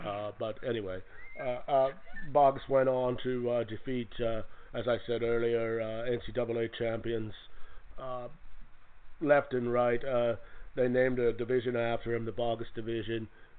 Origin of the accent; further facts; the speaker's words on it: Kentucky, United States; I'm from Kentucky, so I really can't do the math on that one.